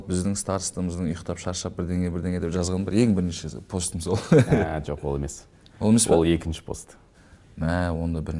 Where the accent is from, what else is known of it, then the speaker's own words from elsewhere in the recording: Almaty, Kazakhstan; moved away as an adult; now in Astana, Kazakhstan; алматыда туып өскеннен кейін